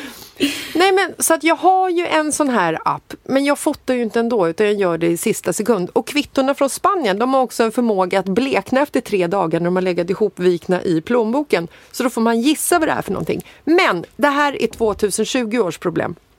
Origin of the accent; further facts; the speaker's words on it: Stockholm, Stockholm County, Sweden; jag är född i Bagarmossen